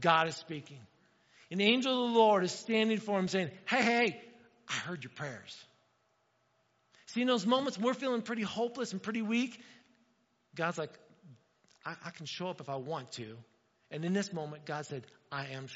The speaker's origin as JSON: {"language": "English", "region": "Indiana", "country": "United States", "tie": "born or raised there", "moved": "yes", "said": "I grew up in Indiana"}